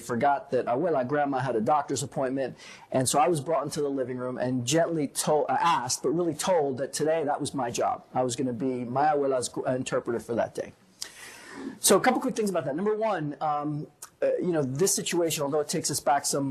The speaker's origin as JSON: {"language": "English", "town": "New York City", "region": "New York", "country": "United States", "tie": "born or raised there", "also_born_or_lived": "Puerto Rico / Boston, Massachusetts", "moved": "yes", "said": "I grew up in New York City. Grew up in a bilingual, bicultural home"}